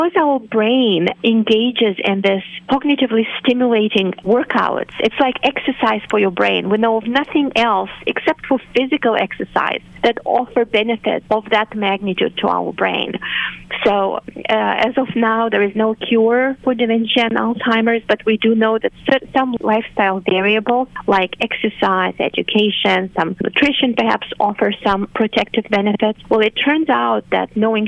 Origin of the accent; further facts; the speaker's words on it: Moldova; first language Romanian; English is a second language; moved away; So I grew up with Romanian as my native language and then Russian as the official language on the territory of the country. I'm from Moldova